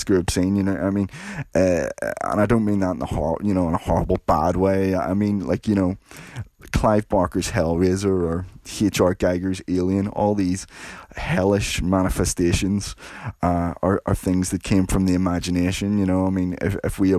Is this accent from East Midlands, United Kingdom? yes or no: no; Belfast, Northern Ireland, United Kingdom; I grew up in Belfast during the 1980s